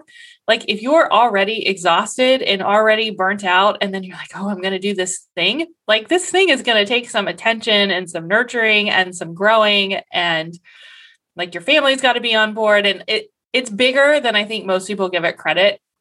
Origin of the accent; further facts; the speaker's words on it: Columbus, Ohio, United States; I'm from Columbus, Ohio